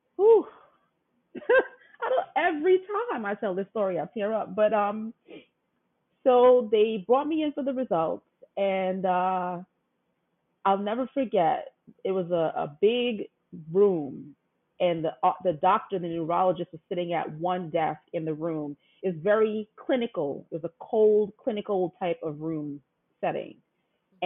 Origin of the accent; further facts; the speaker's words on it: New York, United States; back then in New York, I'm from New York